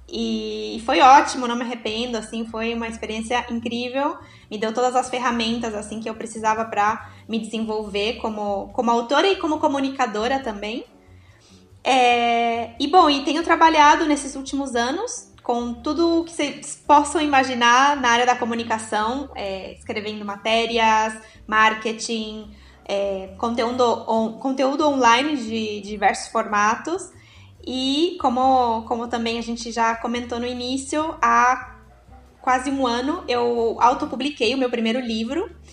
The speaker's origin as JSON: {"language": "Portuguese", "region": "São Paulo", "country": "Brazil", "tie": "born or raised there", "moved": "as an adult", "lives_now": "Uruguay", "said": "eu vivo no Uruguai, como os, os meninos comentaram, vai fazer já sete anos que eu estou aqui. Mas né, eu sou natural de São Paulo, na realidade"}